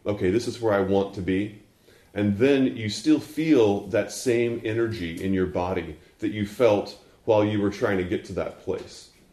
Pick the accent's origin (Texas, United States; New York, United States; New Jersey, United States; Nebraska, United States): Texas, United States; moved away; also born or lived in Fort Worth, Texas / Houston, Texas; I was born in Fort Worth and went to college in East Texas and lived in Houston until I was seven